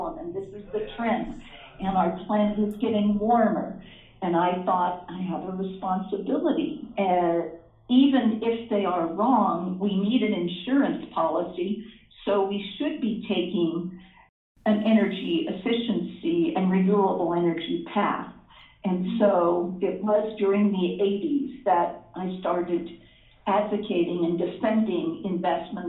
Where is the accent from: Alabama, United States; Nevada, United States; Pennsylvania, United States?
Pennsylvania, United States; Pittsburgh; moved away as an adult; also born or lived in Philadelphia, Pennsylvania; I grew up in Pittsburgh, Pennsylvania